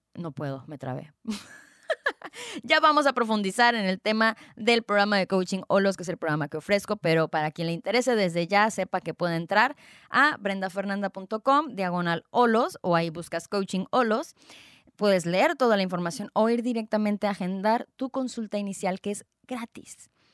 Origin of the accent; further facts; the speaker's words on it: Tijuana, Baja California, Mexico; also born or lived in Guadalajara, Jalisco; nací en Guadalajara, Jalisco, en el 89, es decir, tengo 31 años y no lo puedo creer, ya casi 32 años en noviembre. Em, desde los 7 años nos venimos, migramos toda mi familia em, aquí a Tijuana, Tijuana, Baja California